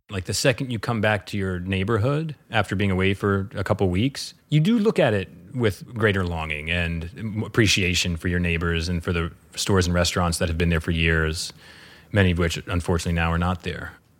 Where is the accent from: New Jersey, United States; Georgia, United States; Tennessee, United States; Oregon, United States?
Tennessee, United States; Northeast; also born or lived in New York; now in Bovina, United States; I grew up in Northeast Tennessee, so it actually reminds me a lot of my childhood. And I remember, couldn't wait to get out of Tennessee.